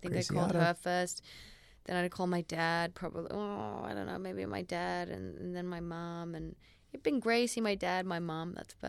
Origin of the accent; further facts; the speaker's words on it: Australia; oh, my gosh, you guys are Australian like me.